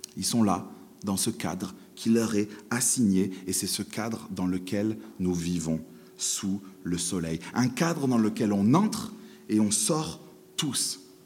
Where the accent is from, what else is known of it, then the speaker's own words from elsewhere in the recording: France; en tant que bon français